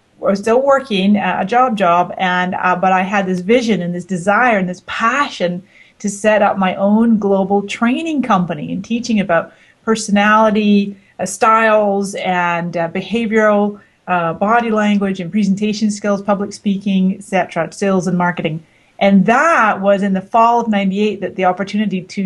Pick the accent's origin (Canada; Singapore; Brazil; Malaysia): Canada; also born or lived in Scotland; now in United States; I came to the United States from Scotland, where I had been living for the previous 20 years. And my parents are both Scottish, although I was born in Canada. So I spent my childhood in Canada